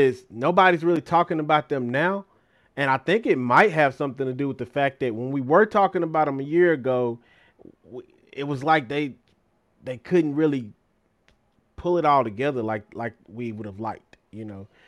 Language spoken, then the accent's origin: English; Van, Texas, United States; My dad's from Van. I grew up in Van, just a little small part